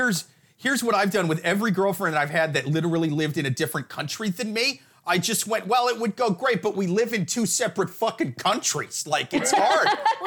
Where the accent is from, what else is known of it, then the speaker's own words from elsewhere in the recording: Iowa, United States; moved away; I'll tell people I'm from Iowa